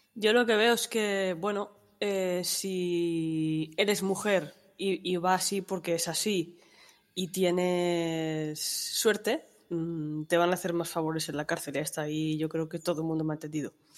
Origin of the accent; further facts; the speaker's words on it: Toledo, Castilla-La Mancha, Spain; soy de la calurosa ciudad de Toledo